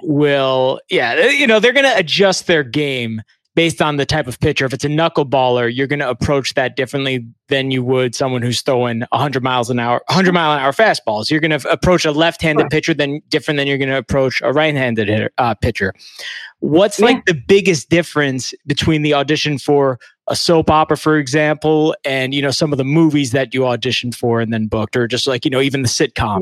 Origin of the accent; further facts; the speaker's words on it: New York City, New York, United States; I've only lived in New York